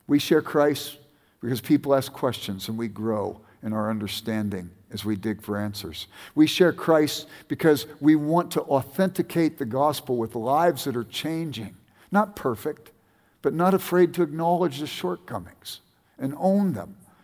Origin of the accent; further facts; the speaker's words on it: California, United States; now in Bend, United States; No, I grew up in Southern California, but don't like to admit it around here.